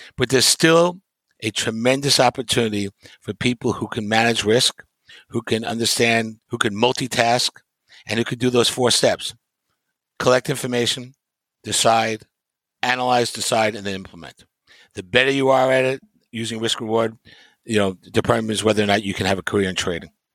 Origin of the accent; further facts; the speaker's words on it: New York, United States; growing up in New York